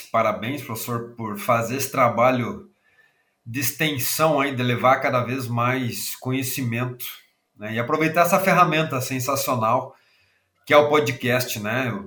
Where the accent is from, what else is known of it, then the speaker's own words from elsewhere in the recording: Rio Grande do Sul, Brazil; accent: gaúcho; Sou gaúcho, né? Talvez o sotaque já entrega, né?